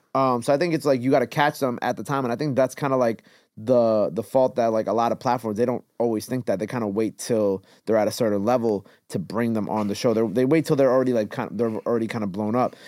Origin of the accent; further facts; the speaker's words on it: Long Island, New York, United States; also born or lived in Queens, New York; early years it was in Queens. Then I did most of my school out in Long Island.